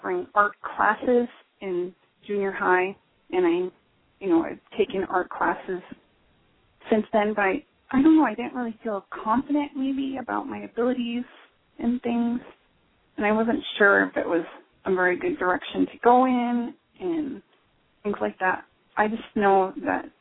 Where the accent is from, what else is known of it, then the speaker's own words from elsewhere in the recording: Montana, United States; I grew up in Montana, and I'm still here.